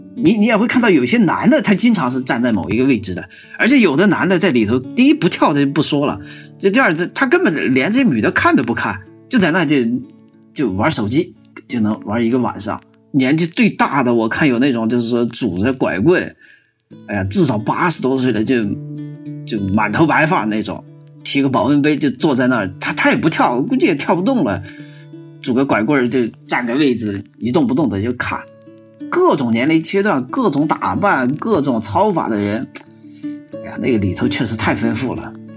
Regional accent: northern China, China; now in Chengdu, China; 我们是北方人嘛

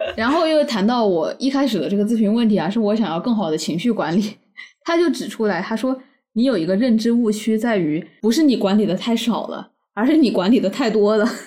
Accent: Wuhan, Hubei, China; 我们武汉人

